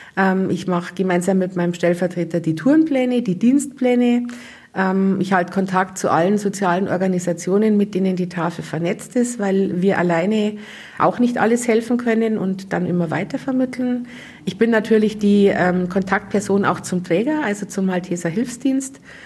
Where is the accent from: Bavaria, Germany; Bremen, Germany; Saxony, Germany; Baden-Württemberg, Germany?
Bavaria, Germany; Munich; now in Trostberg, Germany; ich komme aus München